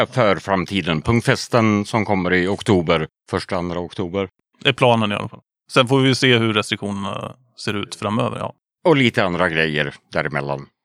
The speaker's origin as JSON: {"language": "Swedish", "town": "Köping", "region": "Västmanland", "country": "Sweden", "moved": "yes"}